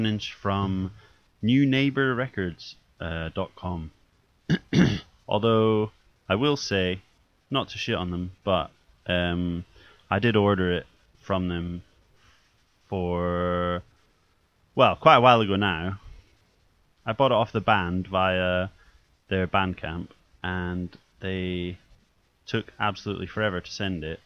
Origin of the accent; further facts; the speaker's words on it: Scotland, United Kingdom; now in England; I just long for Scotland all the time